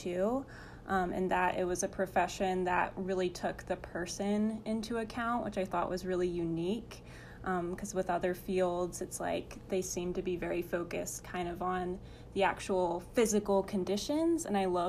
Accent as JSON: {"language": "English", "region": "Arkansas", "country": "United States", "tie": "born or raised there", "moved": "as an adult", "lives_now": "Springfield, Missouri, United States", "said": "I'm from Arkansas"}